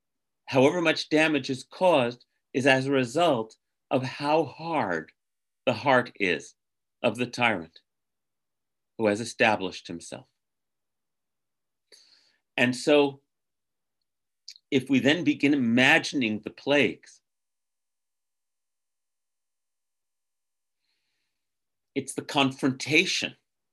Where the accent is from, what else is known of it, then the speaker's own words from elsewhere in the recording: United States; as an American